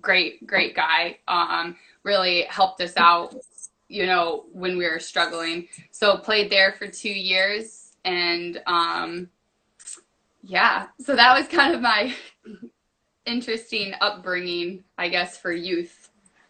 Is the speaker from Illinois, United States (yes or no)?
yes; Bloomington, Illinois, United States; I'm from Bloomington Normal, which is like more of central Illinois, so I'm about 2 hours south of Chicago.